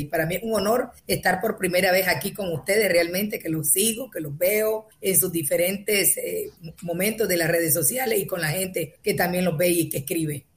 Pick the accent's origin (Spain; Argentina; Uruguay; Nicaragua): Nicaragua; North Caribbean Coast Autonomous Region; Yo soy costeña de la parte norte